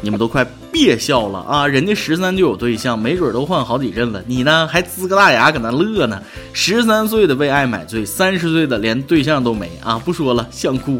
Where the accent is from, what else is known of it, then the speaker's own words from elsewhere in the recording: northern China, China; 作为一个北方人